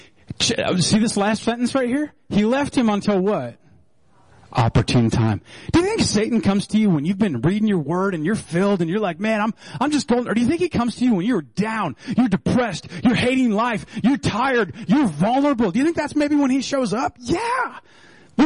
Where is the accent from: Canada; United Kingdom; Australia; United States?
United States; Minnesota; We're so Minnesotan